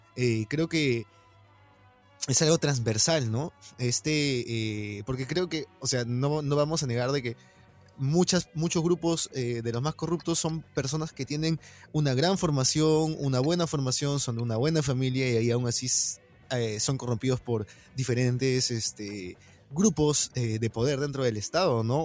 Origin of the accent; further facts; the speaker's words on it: Peru; como peruanos